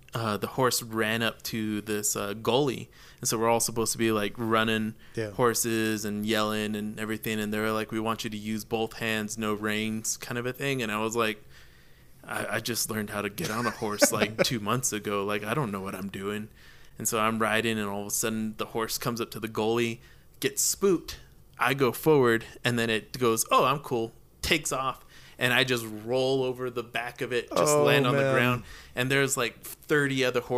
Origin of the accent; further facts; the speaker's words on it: Albuquerque, New Mexico, United States; growing up in Albuquerque